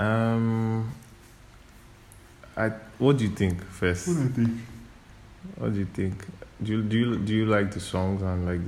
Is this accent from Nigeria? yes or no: yes; Nigeria; stuff we grew up on in Nigeria.